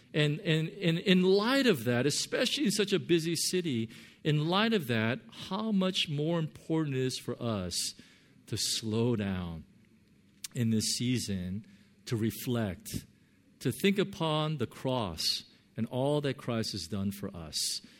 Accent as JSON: {"language": "English", "region": "Southern California", "country": "United States", "moved": "yes", "lives_now": "Hong Kong", "said": "I'm from Southern California."}